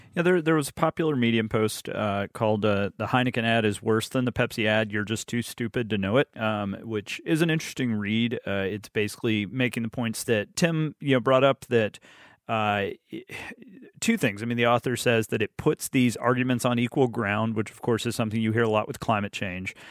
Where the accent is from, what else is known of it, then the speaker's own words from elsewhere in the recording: Alabama, United States; moved away as an adult; I grew up in Alabama